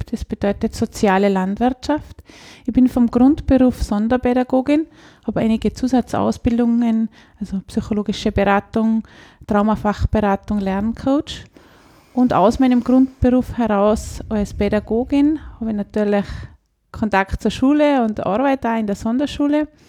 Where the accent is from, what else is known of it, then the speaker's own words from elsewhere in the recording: Kitzbühel, Tyrol, Austria; Ich komme aus Kitzbühel vom Biobauernhof Wald am See